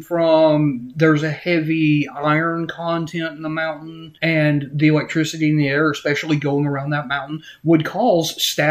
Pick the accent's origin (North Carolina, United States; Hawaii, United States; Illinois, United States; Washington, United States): North Carolina, United States; Morganton; I'm from Morganton, or lived in Morganton for a long time.